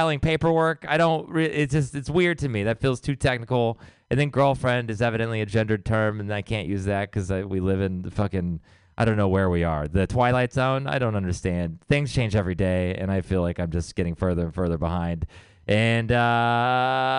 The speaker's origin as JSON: {"language": "English", "region": "Texas", "country": "United States", "moved": "as an adult", "lives_now": "San Francisco, United States", "said": "I'm from Texas"}